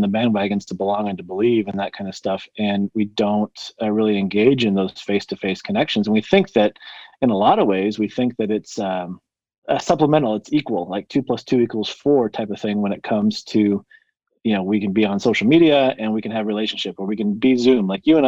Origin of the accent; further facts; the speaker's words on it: Colorado, United States; So I come from Colorado. I live in a small town called Monument, about 7,000-8,000 people, and just love kind of the small town vibe, really close to Denver and Colorado Springs